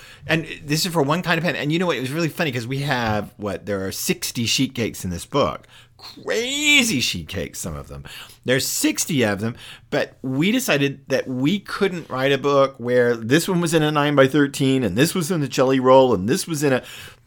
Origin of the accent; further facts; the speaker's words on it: the South, United States; And I am from the South. Bruce is, of course, from the venerable and inveterate New York. But I am from the more laid-back South, shall we say.